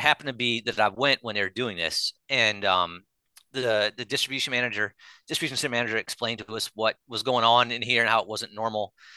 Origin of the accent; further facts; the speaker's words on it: Chicago, Illinois, United States; moved away as an adult; also born or lived in Raleigh, North Carolina; I was from Chicago, went to school at N C State in Raleigh, North Carolina